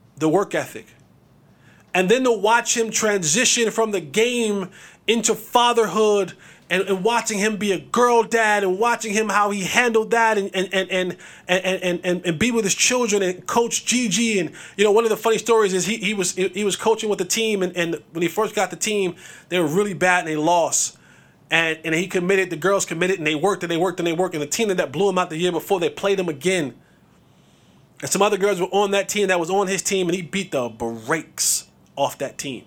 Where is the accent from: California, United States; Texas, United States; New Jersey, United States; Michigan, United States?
New Jersey, United States; Growing up in Jersey